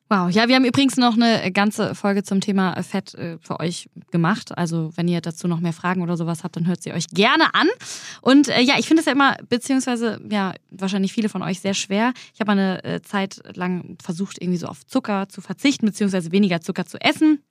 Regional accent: Germany; bei uns in Deutschland

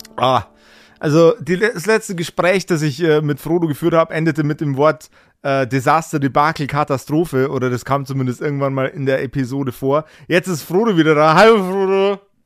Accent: Regensburg area, Bavaria, Germany; ich komme ja aus dem Regensburger Umland

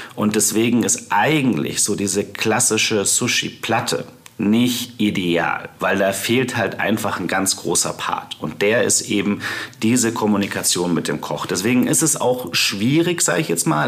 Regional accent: near Munich, Bavaria, Germany; Ich bin zwar aufgewachsen bei München, ähm, in Paltam

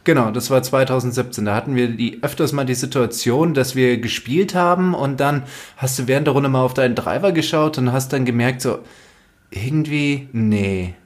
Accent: Germany; bei uns in Deutschland

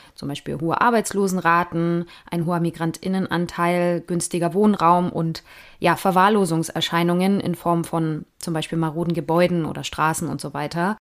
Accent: Germany; bei uns in Deutschland

